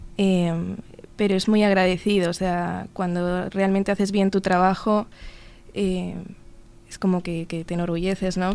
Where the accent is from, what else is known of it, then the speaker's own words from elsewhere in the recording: Madrid, Community of Madrid, Spain; moved away as an adult; now in Uruguay; nací en Madrid en 1995 o sea, tengo 26 años